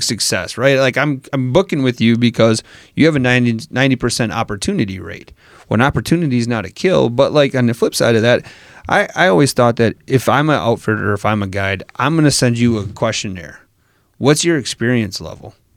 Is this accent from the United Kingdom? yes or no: no; Wisconsin, United States; I'm from Wisconsin.